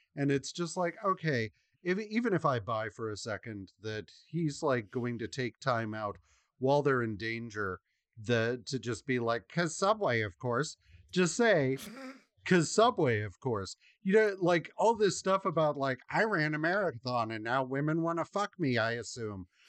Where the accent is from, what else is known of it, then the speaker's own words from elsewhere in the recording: United States; as an American